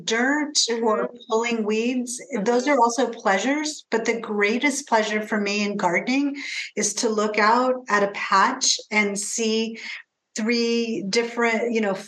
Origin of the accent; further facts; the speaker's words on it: Pacific Northwest, United States; growing up in the Pacific Northwest, how this landscape in particular has influenced me as a writer